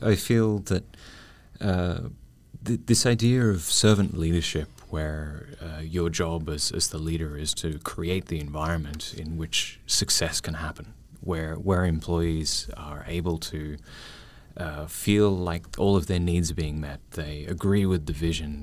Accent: Melbourne, Victoria, Australia; now in Taiwan; I'm Australian Taiwanese

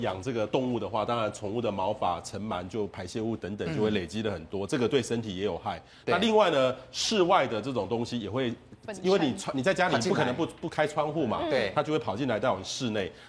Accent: Taiwan; 那我们台湾人去那边就很不习惯，

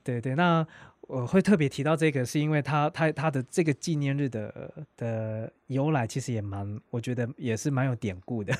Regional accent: Taitung County, Taiwan; also born or lived in Hualien; 我自己本身是台东长大的

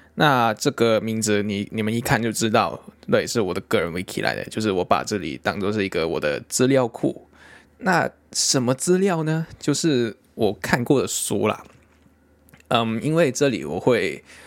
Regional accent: Hong Kong; accent: Hong Kong-accented Mandarin; Chinese is a second language; 很香港腔的国语。对，我是一个香港人

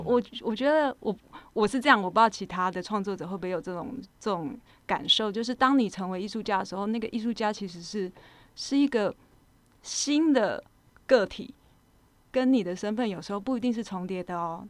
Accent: Pingtung County, Taiwan; moved away; also born or lived in Kaohsiung / Tainan / Taichung / Taipei; 我本身是屏东人，但是在高雄出生，那学习的背景就是一路北，往北发展，就是在台南的时候是学美，是美工科系，然后在台中的时候是，呃，造型科系，然后一直到台北是学，呃，造型所的雕塑组

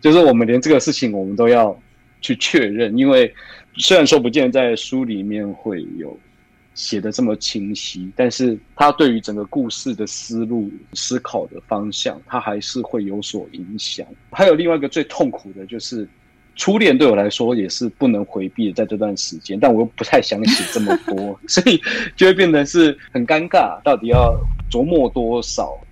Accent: Taoyuan, Taiwan; 我在桃园这个地方长大，除此之外就是我在桃园这个小小的地方，对我来说它是一个不能说把我困住的城堡，而是一个我也来不及去探索的世界

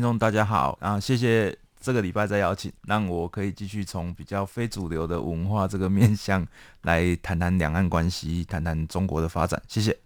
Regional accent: Taiwan; 我们嗯。台湾这边

